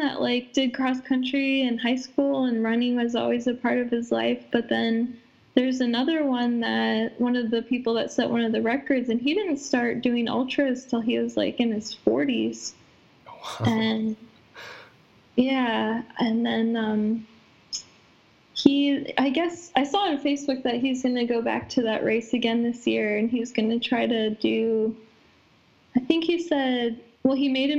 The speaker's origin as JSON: {"language": "English", "region": "Iowa", "country": "United States", "said": "maybe I guess I'm being from Iowa and like I didn't grow up in the mountains"}